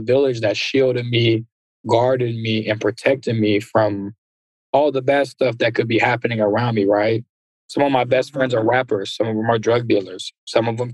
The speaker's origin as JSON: {"language": "English", "town": "San Ramon", "region": "California", "country": "United States", "tie": "born or raised there", "also_born_or_lived": "Antioch, California / Berkeley, California", "said": "I grew up in Antioch for half my life, and then I grew up in San Ramon"}